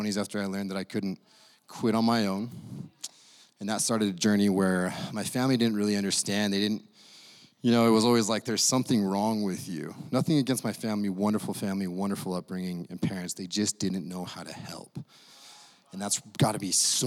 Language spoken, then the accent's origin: English; Idaho, United States; moved away; I come from Idaho